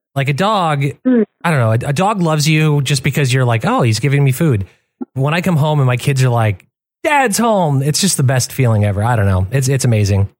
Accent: Michigan, United States; I grew up in in Michigan

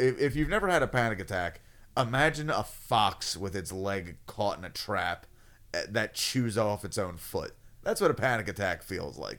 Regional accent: United States; I'm an American

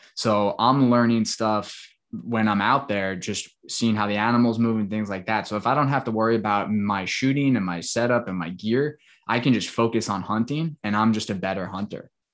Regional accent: Long Island, New York, United States; now in Tampa, United States; where I grew up on Long Island

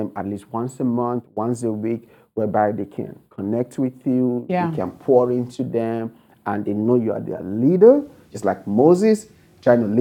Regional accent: Nigeria; moved away as an adult; now in United States; I was born and raised in Nigeria. You can tell from my accent. So I came to America with only $100 and a suitcase of clothes

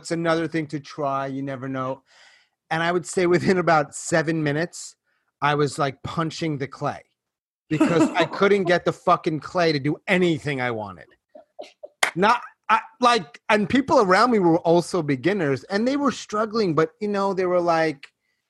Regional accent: New York, United States; now I'm in New York. I'm from New York.

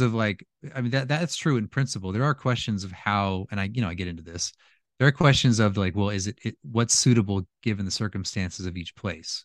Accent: California, United States; moved away as an adult; also born or lived in Louisiana; I'm from California, and when I lived there

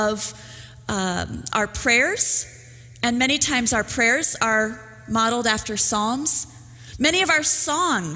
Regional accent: Minnesota, United States; I come from Minnesota

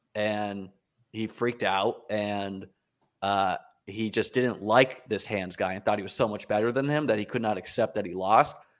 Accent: New Hampshire, United States; moved away; also born or lived in New York City; I grew up in New Hampshire playing chess

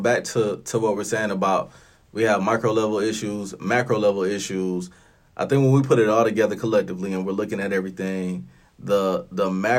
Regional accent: Flint, Michigan, United States; I'm from Flint, Michigan.

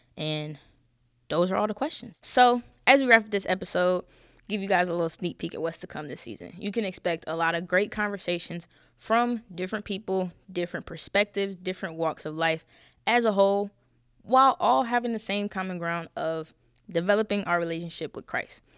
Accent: Charlotte, North Carolina, United States; I'm from Charlotte. I ain't tell y'all that. I'm from Charlotte.

